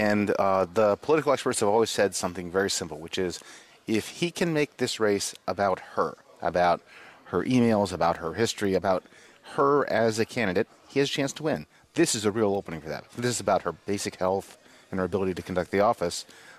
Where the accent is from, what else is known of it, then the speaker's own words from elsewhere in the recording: Pittsburgh, Pennsylvania, United States; And you know I'm from Pittsburgh.